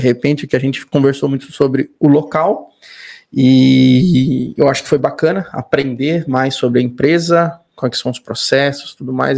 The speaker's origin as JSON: {"language": "Portuguese", "region": "São Paulo", "country": "Brazil", "said": "eu sou de São Paulo"}